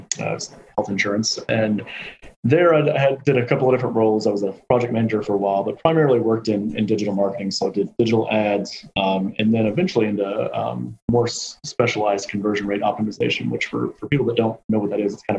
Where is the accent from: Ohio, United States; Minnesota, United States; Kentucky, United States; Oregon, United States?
Kentucky, United States; Louisville; the University of Louisville in Kentucky, which is where I'm from. My hometown.